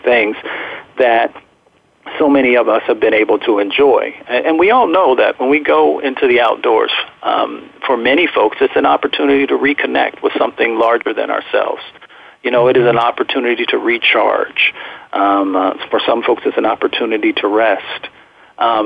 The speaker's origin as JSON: {"language": "English", "region": "Appalachia", "country": "United States", "tie": "born or raised there", "also_born_or_lived": "Michigan", "said": "I grew up in Appalachia, and I grew up in a little bit in Michigan as well."}